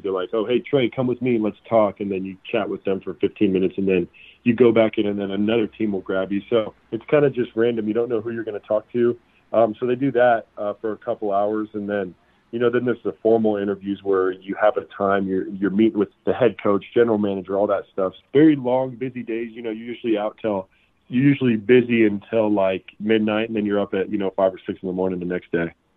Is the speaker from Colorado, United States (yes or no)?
yes; Colorado, United States; also born or lived in Greeley, Colorado / Fort Morgan, Colorado; Being from Colorado, being a born and raised Colorado guy